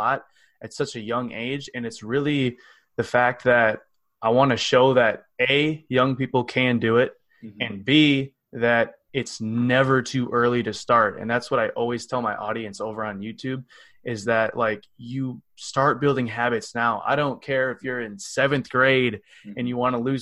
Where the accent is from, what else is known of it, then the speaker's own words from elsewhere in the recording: Cottage Grove, Wisconsin, United States; I come from Cottage Grove, Wisconsin, which is a little city outside of Madison